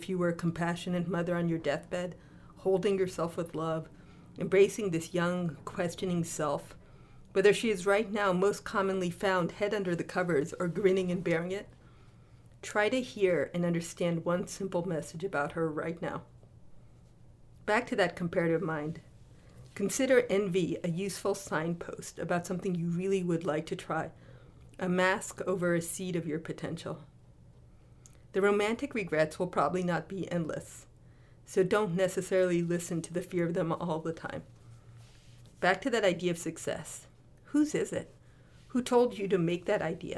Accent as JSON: {"language": "English", "town": "Oakland", "region": "California", "country": "United States", "tie": "born or raised there", "said": "I was starting my last semester in graduate school in Oakland, California"}